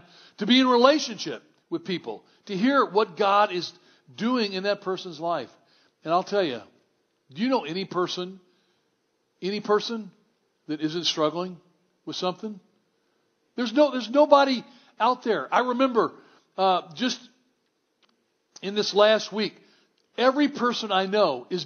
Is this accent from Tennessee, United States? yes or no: yes; Memphis, Tennessee, United States; I grew up in Memphis, Tennessee